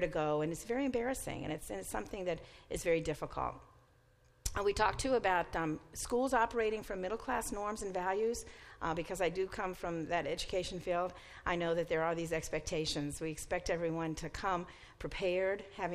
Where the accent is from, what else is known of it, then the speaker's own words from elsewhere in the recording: Mississippi, United States; now in East Canton, United States; I grew up in Mississippi